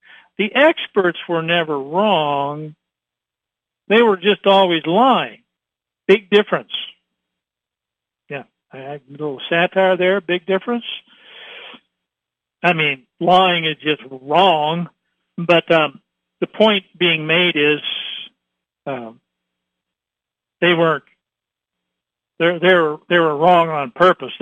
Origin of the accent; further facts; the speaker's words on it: Troy, Ohio, United States; I grew up in Troy, Ohio.